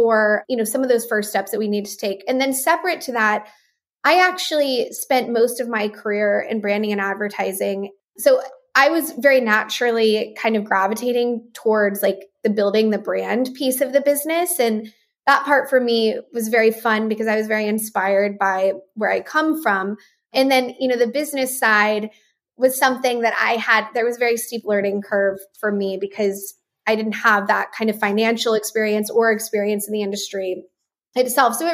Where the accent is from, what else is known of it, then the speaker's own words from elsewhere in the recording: Midland, Texas, United States; So I grew up in West Texas um, in a small town, and my family actually settled out there about 100 years ago. And my grandparents have a working ranch in far West Texas.